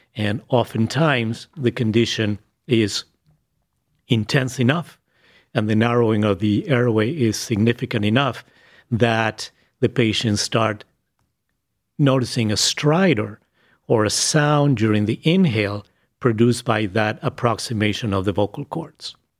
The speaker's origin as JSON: {"language": "English", "region": "Buenos Aires", "country": "Argentina", "tie": "born or raised there", "second_language": "English", "moved": "as an adult", "lives_now": "Cleveland, United States", "said": "I was born in Buenos Aires, Argentina. I started med school in Buenos Aires"}